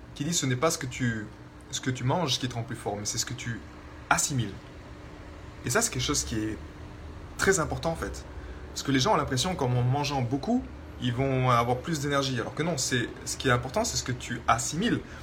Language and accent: French; France; vu que j'ai grandi en France, dans la culture française